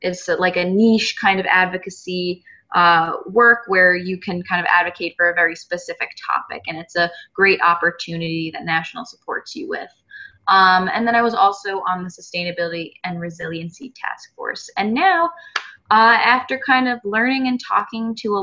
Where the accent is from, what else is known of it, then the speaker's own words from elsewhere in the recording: New York, United States; moved away as an adult; now in Rhode Island, United States; I just moved back to Rhode Island from New York, which is my home state